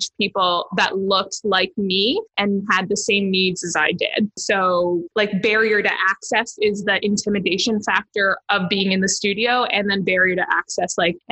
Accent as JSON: {"language": "English", "town": "Toronto", "region": "Ontario", "country": "Canada", "tie": "born or raised there", "moved": "as an adult", "lives_now": "Hamilton, Canada", "said": "I'm originally from Toronto, born and raised in Toronto. And then I moved to Hamilton a few years ago"}